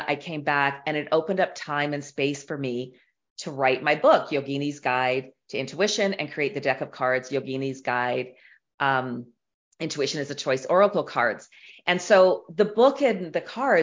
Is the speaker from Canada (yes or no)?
yes; Canada; I'm Canadian